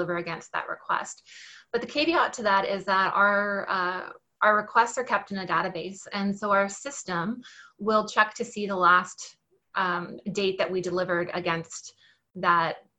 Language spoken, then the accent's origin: English; Winnipeg, Manitoba, Canada; moved away as an adult; now in Kelowna, Canada; I'm originally from Winnipeg, so you got that part right, except right now I live in the Okanagan in British Columbia in a little city called Kelowna